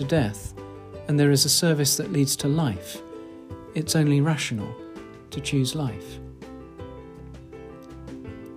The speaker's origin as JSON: {"language": "English", "area": "RP", "region": "England", "country": "United Kingdom", "accent": "RP", "said": "My unfashionable RP accent"}